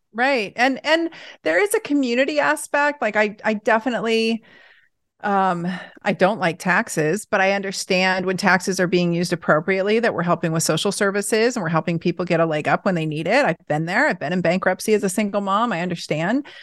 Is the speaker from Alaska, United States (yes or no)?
no; Portland, Oregon, United States; I grew up in Portland